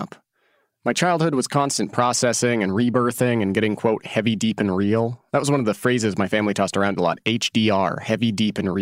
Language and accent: English; Oregon, United States; born or raised there; moved away as an adult